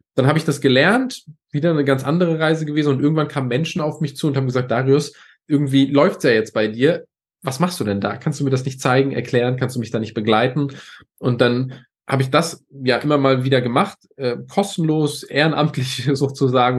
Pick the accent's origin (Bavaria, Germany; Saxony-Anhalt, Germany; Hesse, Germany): Saxony-Anhalt, Germany; a small village near Bitterfeld; ich bin in Ostdeutschland geboren, in einem ganz, ganz kleinen Dorf ähm, neben Bitterfeld